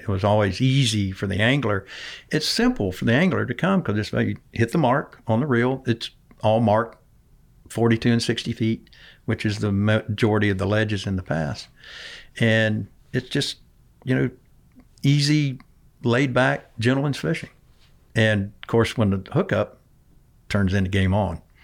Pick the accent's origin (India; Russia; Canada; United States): United States; Boca Grande, Florida; also born or lived in Arcadia, Florida / Belle Glade, Florida / Mobile, Alabama; growing up in Boca Grande in the, in the seventies was like living on Fantasy Island